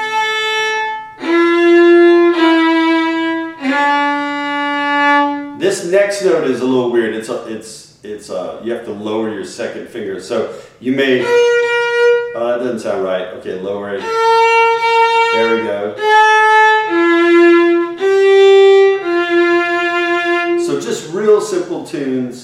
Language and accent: English; Cajun country, Louisiana, United States; growing up in Cajun country, I heard, you know, my mom and dad would sing